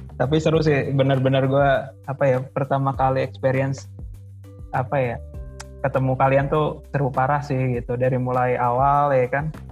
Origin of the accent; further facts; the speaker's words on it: West Java, Indonesia; kita kan dari Jawa Barat